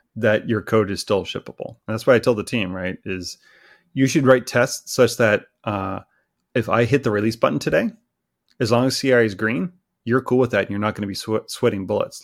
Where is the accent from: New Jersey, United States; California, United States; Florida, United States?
California, United States; Southern; moved away as an adult; also born or lived in Kitchener, Ontario; now in Vancouver, Canada; I grew up in Southern California.